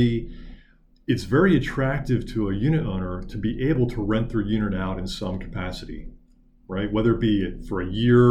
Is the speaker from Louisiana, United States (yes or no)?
no; Lancaster, Pennsylvania, United States; my hometown of Lancaster, Pennsylvania.